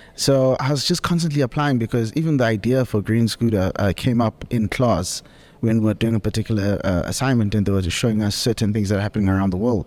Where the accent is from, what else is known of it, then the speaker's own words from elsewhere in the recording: Soweto, Gauteng, South Africa; moved away; born and bred in Soweto, exported to the burbs, matured in various parts of the country.